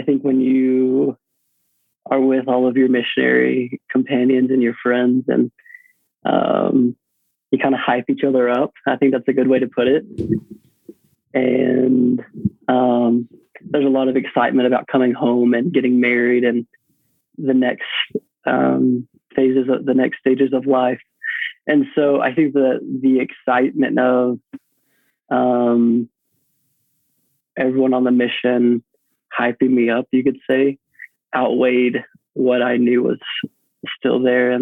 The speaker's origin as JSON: {"language": "English", "town": "Tyler", "region": "Texas", "country": "United States", "tie": "born or raised there", "moved": "as an adult", "lives_now": "Idaho, United States", "said": "I was running cross country and track at the University of Texas at Tyler. So right there in my hometown"}